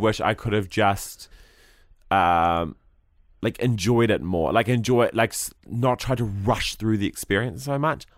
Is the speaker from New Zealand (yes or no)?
yes; New Zealand; As a Kiwi bloke